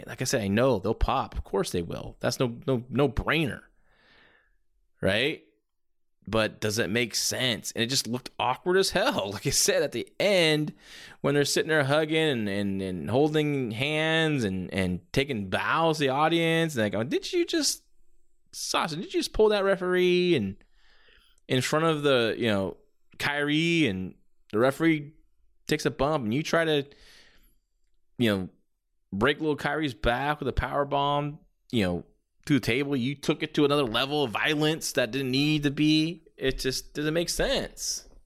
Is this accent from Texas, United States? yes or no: yes; Dallas, Texas, United States; the United States in Dallas. I thought, okay, now is my chance. I missed it. And then boom, right in my hometown, I got Tanahashi and Okada for the IWGP Championship in the main event.